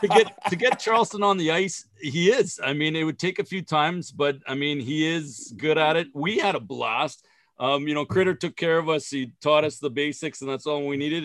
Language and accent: English; Saskatchewan, Canada; I grew up here in Saskatchewan